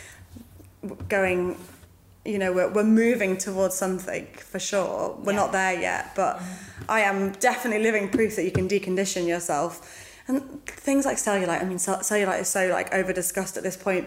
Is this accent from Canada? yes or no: no; United Kingdom; I'm British